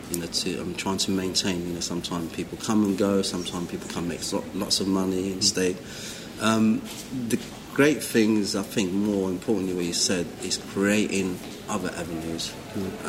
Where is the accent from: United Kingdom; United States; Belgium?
United Kingdom; London; For example, growing up in London